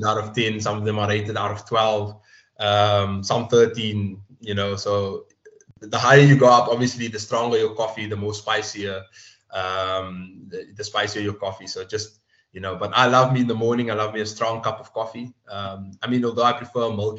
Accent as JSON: {"language": "English", "town": "Cape Town", "region": "Western Cape", "country": "South Africa", "tie": "born or raised there", "said": "I was born in Tafels of Mitchell's Plain. I'm from Tafels of Mitchell's Plain. So for those of us who don't know, Mitchell's Plain is part of the Cape Flats, Cape Town."}